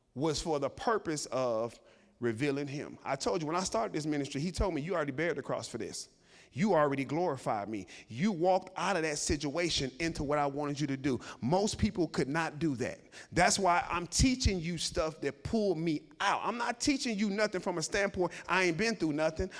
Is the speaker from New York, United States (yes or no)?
no; Chicago, Illinois, United States; I grew up in Chicago and the projects.